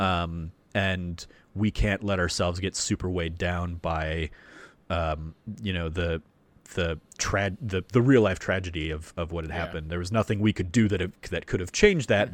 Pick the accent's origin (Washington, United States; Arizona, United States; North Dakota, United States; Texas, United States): Arizona, United States; Phoenix; growing up in Phoenix and and in Arizona